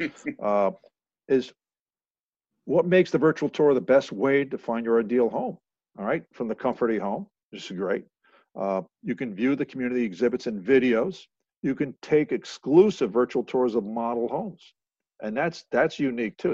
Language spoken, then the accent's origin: English; Long Island, New York, United States; I was born and raised on Long Island